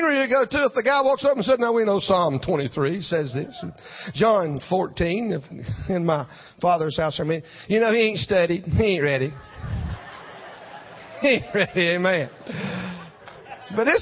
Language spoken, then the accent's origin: English; Jesup, Georgia, United States; The pastor of a little church in my hometown, Jessup, Georgia